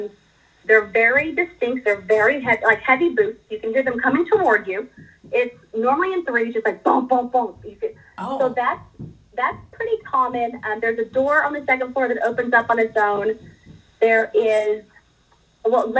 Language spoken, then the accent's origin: English; Dallas, Texas, United States; I grew up in Dallas